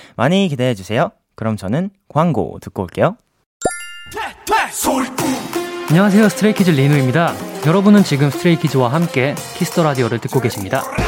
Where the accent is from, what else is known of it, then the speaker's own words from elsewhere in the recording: Seoul, South Korea; 저도 서울 사람인데